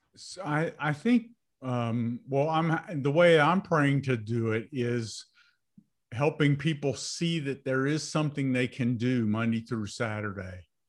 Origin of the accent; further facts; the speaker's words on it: United States; I was born in America